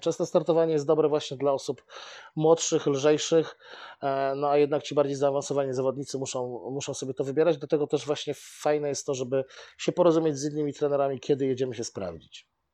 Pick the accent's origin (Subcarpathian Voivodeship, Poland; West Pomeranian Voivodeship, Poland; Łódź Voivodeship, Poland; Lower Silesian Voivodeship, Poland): Łódź Voivodeship, Poland; Bełchatów; moved away as an adult; now in Łódź, Poland; jestem z Bełchatowa. Aha. Ale do Łodzi przyjechałem na studia i no, Teraz już mieszkam prawie tyle samo w Łodzi, co w Bełchatowie.